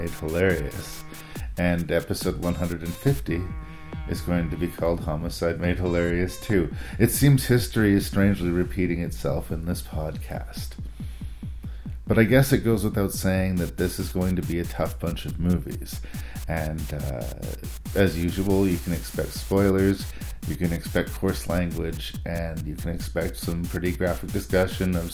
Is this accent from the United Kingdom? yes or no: no; Canada; I am Canadian